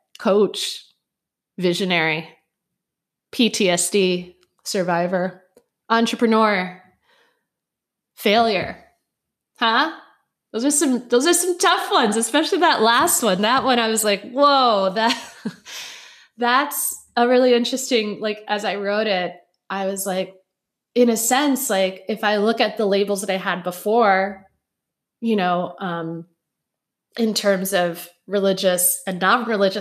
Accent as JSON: {"language": "English", "town": "Chicago", "region": "Illinois", "country": "United States", "tie": "born or raised there", "said": "I was raised in Chicago in 1985 to a Puerto Rican family."}